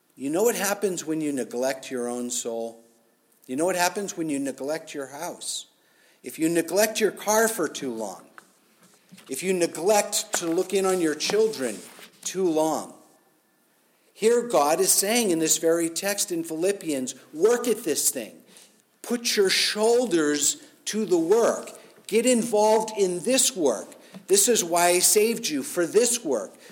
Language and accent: English; United States; as Americans, as American Christians